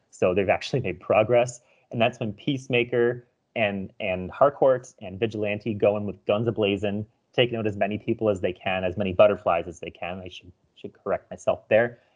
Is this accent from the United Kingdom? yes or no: no; Canada; as a Canadian